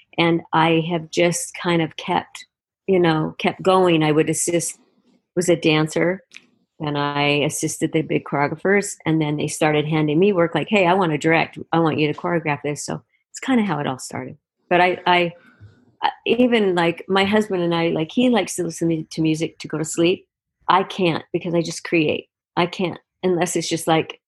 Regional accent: Utah, United States; I grew up in Utah

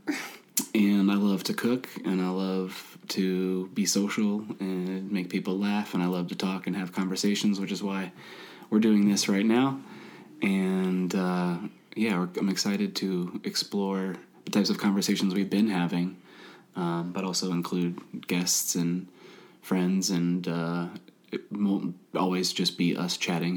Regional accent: Midwest, United States; I grew up in the Midwest

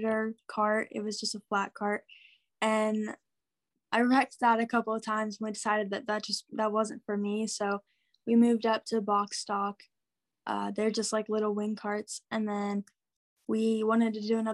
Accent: Wapello, Iowa, United States; I'm from Wapello, Iowa. It's like a small town southeast

